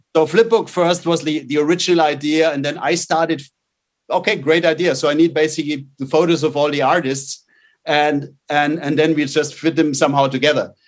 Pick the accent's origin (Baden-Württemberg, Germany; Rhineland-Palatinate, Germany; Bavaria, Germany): Bavaria, Germany; outside Munich; moved away; I grew up uh, in in a little. I was in the middle of the forest uh, outside outside Munich in Germany.